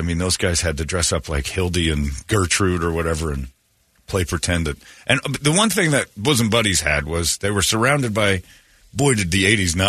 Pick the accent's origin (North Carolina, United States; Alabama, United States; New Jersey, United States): Alabama, United States; I'm from Alabama.